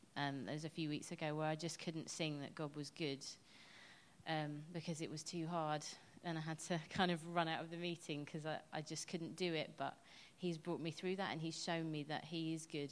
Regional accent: England, United Kingdom; I'm quite English

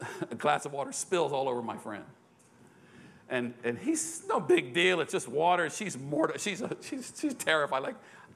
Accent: United States; I'm an American

